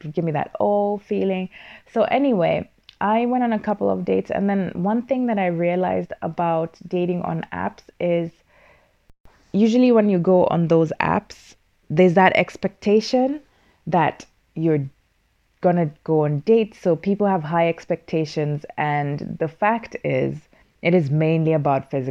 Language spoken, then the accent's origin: English; Kenya; now in Finland; as a Kenyan